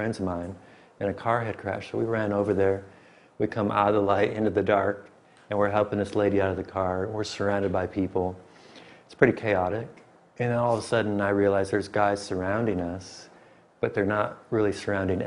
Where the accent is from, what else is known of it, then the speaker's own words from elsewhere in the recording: Michigan, United States; moved away as an adult; also born or lived in Springfield, Missouri; I grew up in Michigan